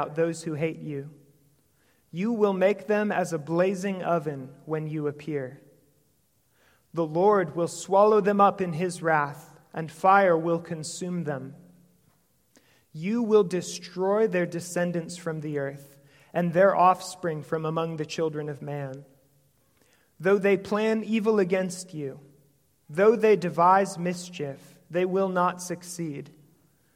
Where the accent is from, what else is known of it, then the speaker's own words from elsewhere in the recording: St. Michael, Minnesota, United States; I come from St. Michael, Minnesota.